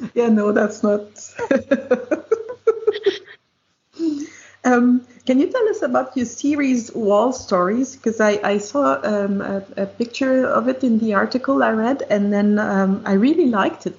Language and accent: English; Quebec City, Quebec, Canada; I'm from Quebec City too